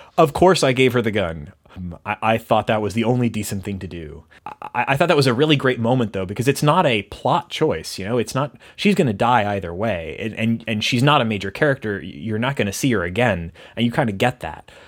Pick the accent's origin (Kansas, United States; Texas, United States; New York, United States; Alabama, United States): Texas, United States; I'm from Texas